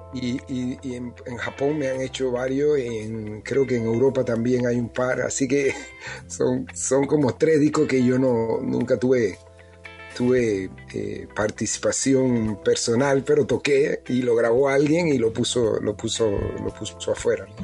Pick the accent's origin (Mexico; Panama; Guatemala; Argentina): Panama; Panama City; moved away as an adult; now in United States; yo crecí en, en Pueblos Nuevos, en Pueblo Nuevo, en Calle Tercera, y después nos mudamos para Altos de Cerro Viento, donde fue que pasé mi etapa de los 10 hasta allá, que me fui, que me vine a Estados Unidos